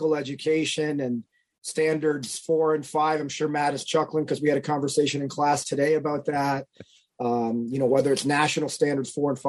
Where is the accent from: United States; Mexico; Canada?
Canada; a suburb of Toronto, Ontario; moved away; having been raised in a suburb of Toronto, Ontario. I'm a Canadian, proud Canuck